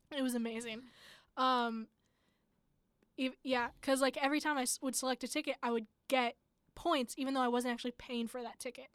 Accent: Ohio, United States; I'm from Ohio

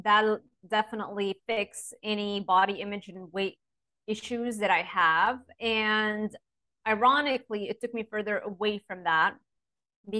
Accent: Lebanon; moved away; I grew up in Lebanon and it wasn't an easy upbringing

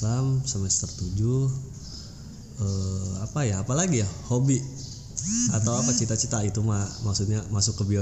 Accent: Banten, Indonesia; also born or lived in Garut; sebenarnya kalau lahir saya itu di Garut. Lahir di Garut dan pada saat itu kebetulan juga orang tua bertugas atau dapat tugas di Banten.

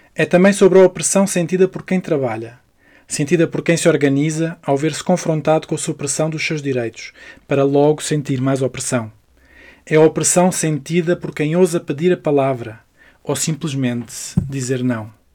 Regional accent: Barreiro, Setúbal, Portugal; a cidade proletária que me viu nascer. O Barreiro

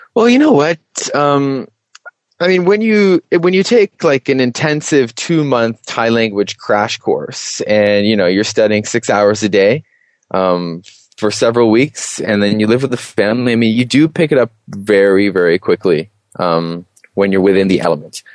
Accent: Toronto, Ontario, Canada; moved away as an adult; also born or lived in Peterborough, Canada / Alicante, Spain / Chiang Mai, Thailand; I'm originally from Toronto

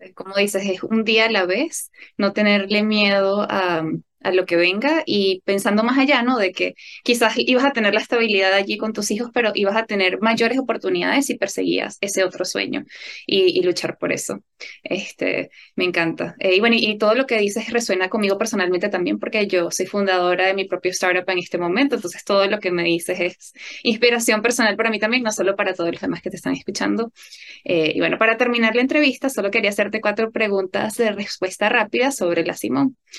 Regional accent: Venezuela; como venezolana

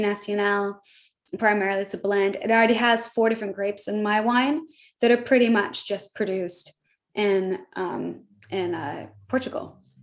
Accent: Midwest, United States; I'm from the Midwest. I I have a lot of humility and is how I was raised

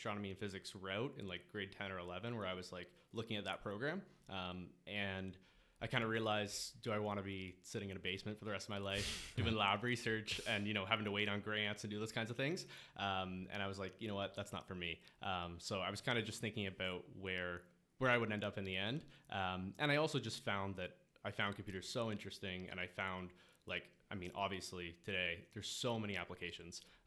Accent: Kingston, Ontario, Canada; moved away as an adult; now in Toronto, Canada; I'm from Kingston, Ontario

